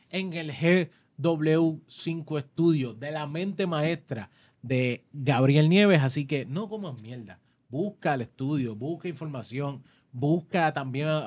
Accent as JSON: {"language": "Spanish", "town": "Cagua", "region": "Aragua", "country": "Venezuela", "lives_now": "Junco, Venezuela", "said": "Pero, eh, bueno, yo soy de Cagua, pero estoy viviendo en Junco."}